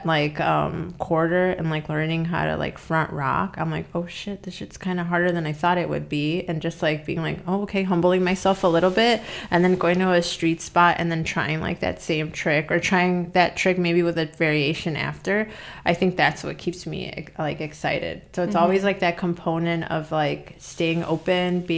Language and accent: English; Chicago, Illinois, United States; also born or lived in Berwyn / Bucktown, Chicago / South Side, Chicago; now in Chicago, United States; I grew up in Albany Park, and then I didn't start skating until we moved to Berwyn